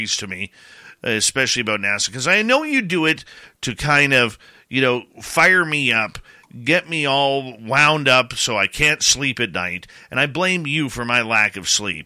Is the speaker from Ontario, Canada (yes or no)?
no; Abbotsford, British Columbia, Canada; when I was like 8 years old at the Abbotsford International Air Show in my hometown